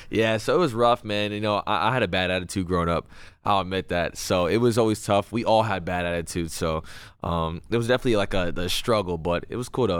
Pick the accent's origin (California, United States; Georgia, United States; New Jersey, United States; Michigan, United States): California, United States; Los Angeles; I was born in L